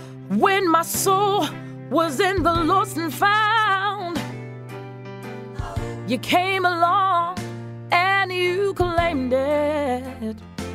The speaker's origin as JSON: {"language": "English", "region": "Connecticut", "country": "United States", "tie": "born or raised there", "said": "I grew up in Connecticut."}